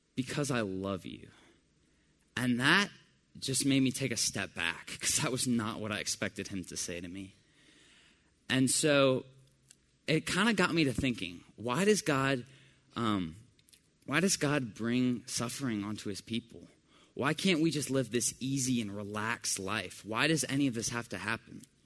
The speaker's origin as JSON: {"language": "English", "town": "Decatur", "region": "Georgia", "country": "United States", "tie": "born or raised there", "also_born_or_lived": "Johns Creek, Georgia", "said": "I grew up in Decatur, Georgia, which is about half an hour away from here"}